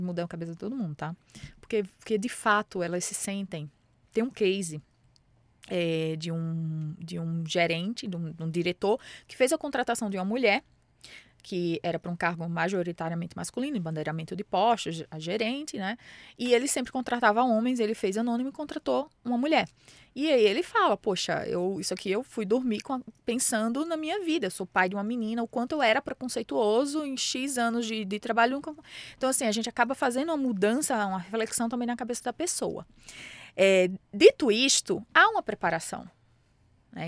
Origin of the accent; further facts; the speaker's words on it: Mossoró, Rio Grande do Norte, Brazil; moved away as an adult; now in São Paulo, Brazil; Eu venho da periferia, é, de Mossoró, Rio Grande do Norte, venho da periferia, já passei por enchente